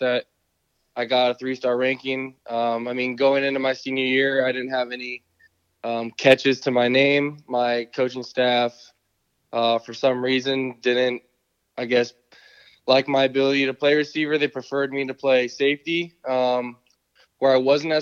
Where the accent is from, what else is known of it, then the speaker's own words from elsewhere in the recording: California, United States; growing up in California, there wasn't a whole lot of those options out here